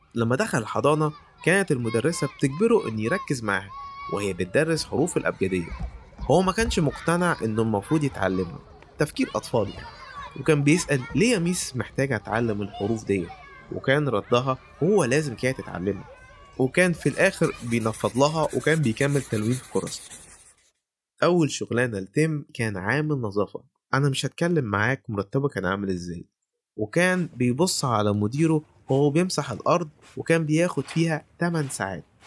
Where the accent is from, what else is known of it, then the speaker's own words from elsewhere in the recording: Egypt; إحنا عندنا في مصر